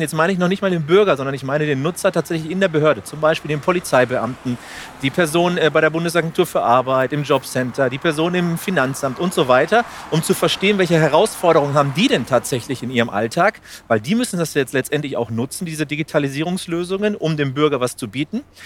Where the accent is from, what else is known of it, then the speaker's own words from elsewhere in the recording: Spain; now in Germany; Spanien ist, soweit ich weiß, als Spanier auch ein Land in der EU